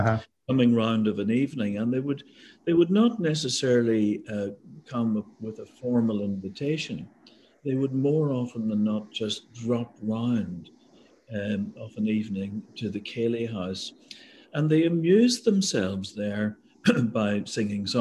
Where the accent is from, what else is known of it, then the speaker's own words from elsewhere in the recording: Northern Ireland, United Kingdom; moved away; I'm from Northern Ireland. When I was a kid in the 1950s, before we had television